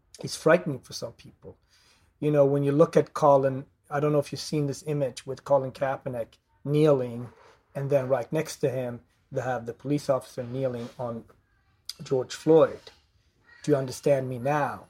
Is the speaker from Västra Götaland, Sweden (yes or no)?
yes; Gothenburg, Västra Götaland, Sweden; born or raised there; moved away